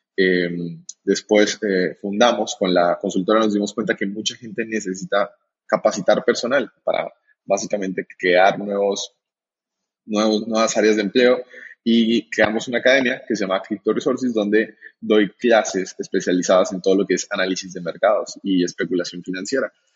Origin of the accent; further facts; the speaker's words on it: Colombia; now in Argentina; Aquí en, en Argentina es donde me encuentro. Yo soy colombiano